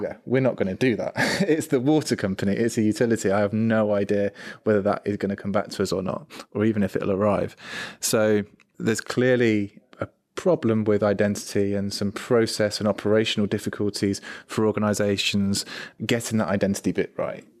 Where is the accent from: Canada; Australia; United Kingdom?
United Kingdom; I'm British, I'm male